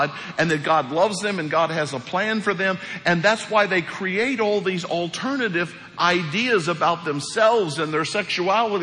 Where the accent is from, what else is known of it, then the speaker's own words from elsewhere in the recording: Hawk Point, Missouri, United States; moved away; Hawk Point, Missouri.